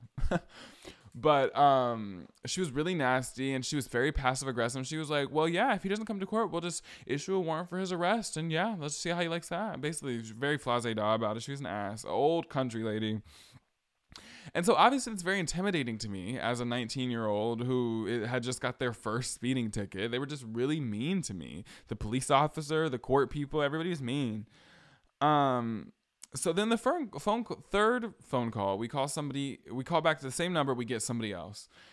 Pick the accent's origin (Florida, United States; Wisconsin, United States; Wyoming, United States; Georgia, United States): Georgia, United States; hometown where Ahmaud Arbery was killed; moved away as an adult; also born or lived in Atlanta area, Georgia; now in Boston, United States; This is when I still lived in my hometown. My hometown where Ahmad Arbery was killed.